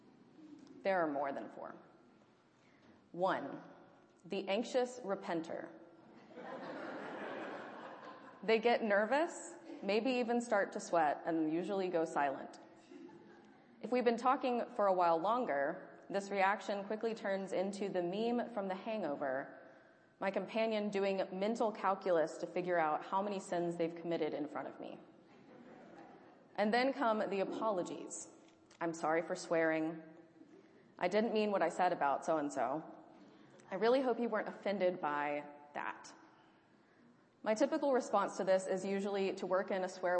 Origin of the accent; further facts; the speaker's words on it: Deep South, United States; moved away; Growing up in the Deep South